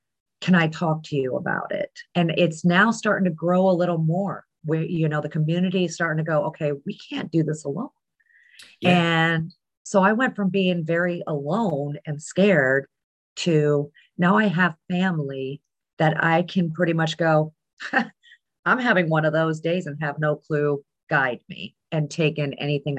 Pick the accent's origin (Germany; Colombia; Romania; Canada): Germany; I was growing up in Germany. Dad was military.